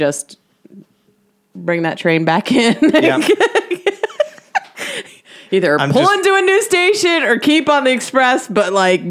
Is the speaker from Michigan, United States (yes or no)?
no; Miami, Florida, United States; I grew up in Miami, so people talk like we're over-sexualized and talk about this stuff early.